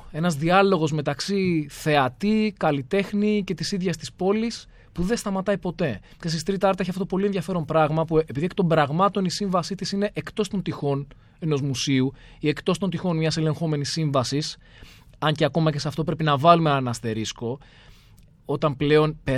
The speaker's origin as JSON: {"language": "Greek", "town": "Athens", "region": "Attica", "country": "Greece", "tie": "born or raised there", "said": "την αγαπώ την Αθήνα. Και το λέω δηλαδή, ξέρεις, με όση βαρύτητα μπορώ να δώσω. Είναι η πόλη μου. Μ' αρέσει. Έχω μεγαλώσει σε αυτήν για διάφορους λόγους ε, οικογενειακούς, επαγγελματικούς."}